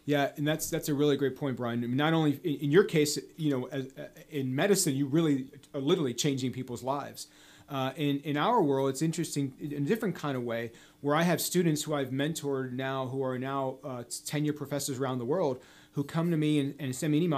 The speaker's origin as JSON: {"language": "English", "area": "D.C.", "region": "District of Columbia", "country": "United States", "tie": "born or raised there", "said": "I was born right outside Washington, D.C., where I grew up."}